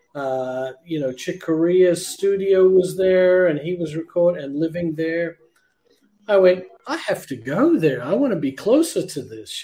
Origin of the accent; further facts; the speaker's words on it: Canberra, Australian Capital Territory, Australia; from Canberra, my hometown